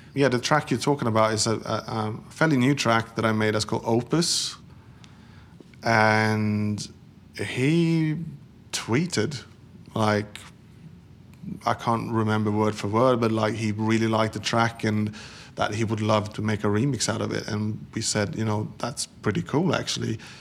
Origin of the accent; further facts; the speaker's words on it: Sweden; moved away as an adult; Growing up in Sweden in the 70s and 80s